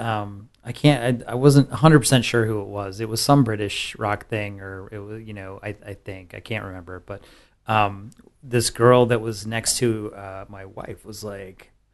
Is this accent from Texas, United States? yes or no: yes; San Antonio, Texas, United States; I grew up in San Antonio